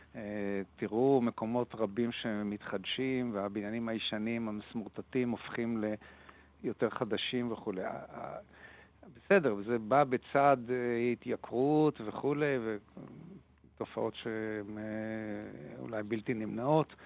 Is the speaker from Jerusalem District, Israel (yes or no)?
no; Tel Aviv, Tel Aviv District, Israel; אני תל אביבי מלידה